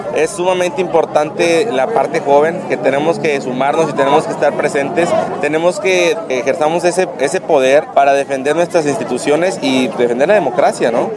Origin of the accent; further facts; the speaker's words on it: Mexico; como mexicanos